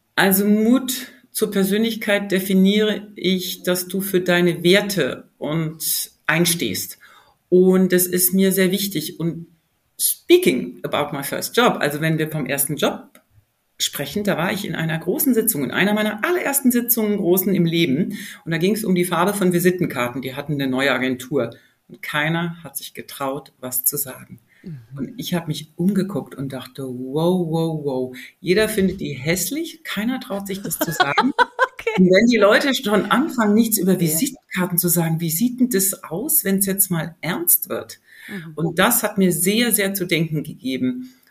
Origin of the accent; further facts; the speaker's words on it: Germany; ich bin ja in Deutschland geboren und aufgewachsen